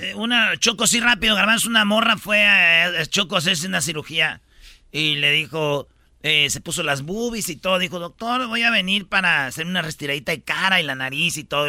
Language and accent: Spanish; Argentina; argentino, igual que yo